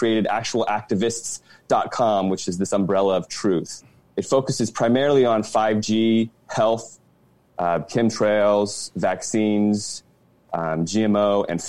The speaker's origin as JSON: {"language": "English", "area": "D.C.", "region": "Virginia", "country": "United States", "tie": "born or raised there", "also_born_or_lived": "California", "moved": "as an adult"}